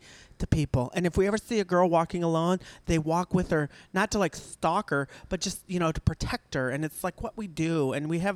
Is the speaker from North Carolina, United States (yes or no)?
no; Nebraska, United States; moved away as an adult; now in Texas, United States; I came from Nebraska. I went to college in Nebraska.